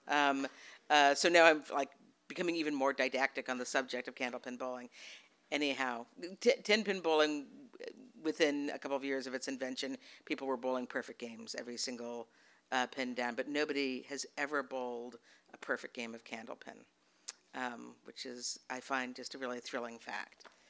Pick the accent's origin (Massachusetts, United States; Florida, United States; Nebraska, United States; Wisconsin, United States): Massachusetts, United States; also born or lived in Portland, Oregon; now in Texas, United States; I live in Texas now. I was raised in Massachusetts mostly, and also a bit in Portland, Oregon